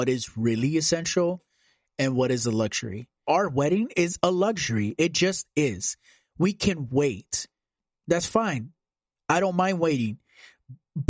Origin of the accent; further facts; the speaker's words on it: Compton, California, United States; I grew up in Compton